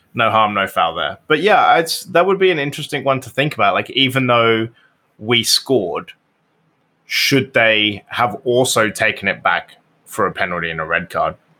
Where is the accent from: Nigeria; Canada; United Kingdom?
United Kingdom; I'm British